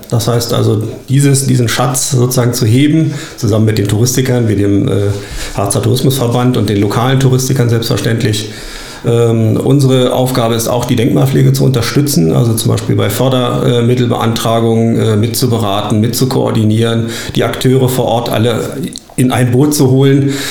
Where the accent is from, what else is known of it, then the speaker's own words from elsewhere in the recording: Clausthal-Zellerfeld, Lower Saxony, Germany; Tatsächlich, ich bin in Klausthal-Zellerfeld aufgewachsen und das Oberharzer Bergwerksmuseum ist mir seit meiner Kindheit vertraut.